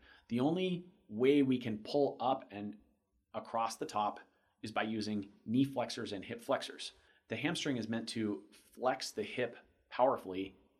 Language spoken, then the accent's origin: English; Florida, United States; Wait, I'm from Florida. I don't care. Hmm. All my roads are flat.